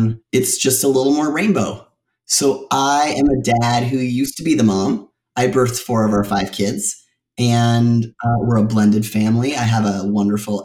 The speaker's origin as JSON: {"language": "English", "town": "Toronto", "region": "Ontario", "country": "Canada", "moved": "yes", "lives_now": "Calgary, Canada", "said": "I am from the Toronto area and moved here about 13 years ago."}